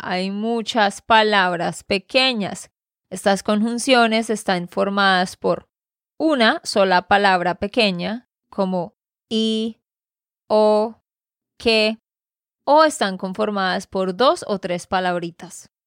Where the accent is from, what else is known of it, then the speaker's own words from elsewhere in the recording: Santander, Colombia; de Santander, Colombia